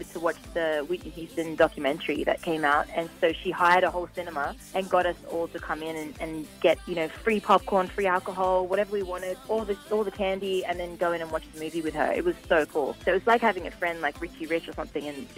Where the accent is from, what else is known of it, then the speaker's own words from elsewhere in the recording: Australia; now in Los Angeles, United States; I'm Australian.